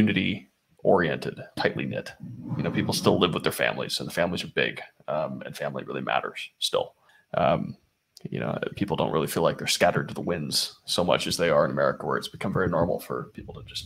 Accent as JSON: {"language": "English", "town": "Chico", "region": "California", "country": "United States", "tie": "born or raised there", "moved": "yes", "said": "I grew up in Chico, Northern California"}